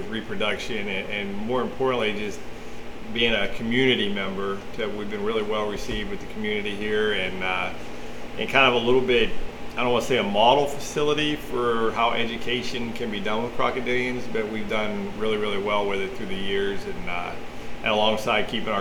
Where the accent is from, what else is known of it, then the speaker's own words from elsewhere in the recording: Connellsville, Pennsylvania, United States; now in Texas, United States; I grew up in Connellsville, Pennsylvania.